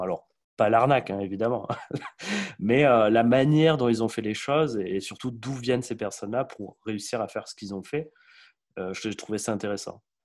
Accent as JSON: {"language": "French", "country": "Portugal", "said": "je suis portugais"}